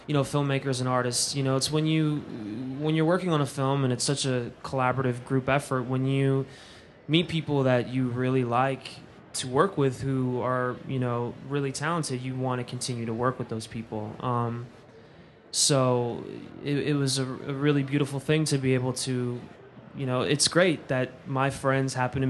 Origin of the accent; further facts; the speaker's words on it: Philadelphia, Pennsylvania, United States; moved away; It's my hometown